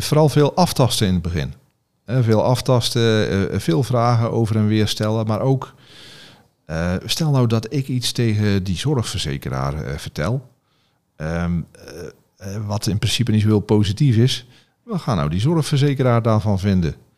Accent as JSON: {"language": "Dutch", "region": "Zeelandic Flanders", "country": "Netherlands", "said": "ik zit in Zeeuws-Vlaanderen, waar ik vandaan kom"}